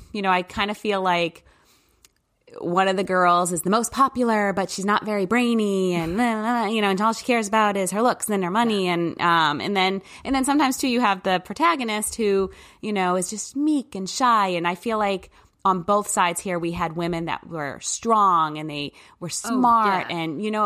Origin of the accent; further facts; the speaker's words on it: New Hampshire, United States; because I did not grow up in a city, and actually I grew up quite in New Hampshire in the, you know, the backwoods, I guess, with lots of acres between people